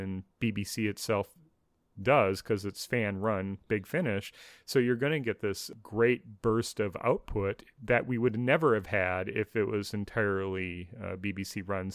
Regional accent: United States; as an American

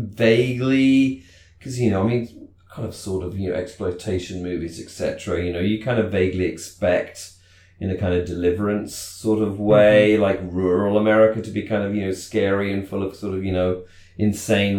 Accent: United Kingdom; growing up in Britain

